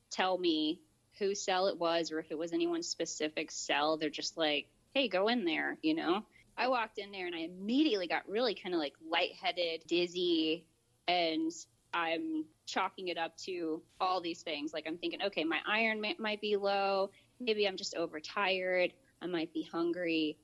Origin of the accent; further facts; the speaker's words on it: Polk County, Central Florida, United States; I was born and raised in Central Florida, Polk County